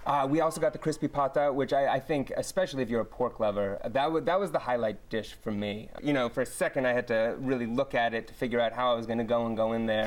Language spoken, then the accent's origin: English; Oakland, California, United States; moved away as an adult; also born or lived in Los Angeles; I grew up in Oakland